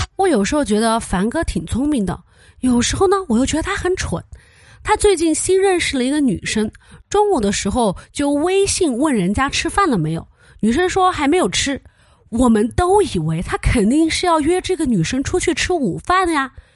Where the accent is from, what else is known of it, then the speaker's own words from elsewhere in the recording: Chengdu, Sichuan, China; 现在咱们成都人又被关在家里